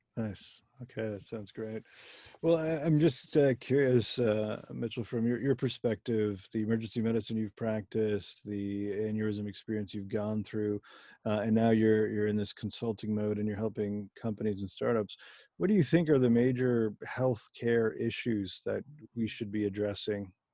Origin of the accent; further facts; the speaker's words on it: Germany; moved away; I was born in Germany